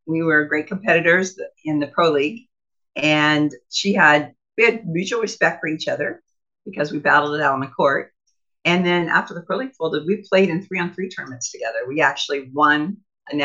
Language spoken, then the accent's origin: English; Iowa, United States; I got railroaded in a small court by my hometown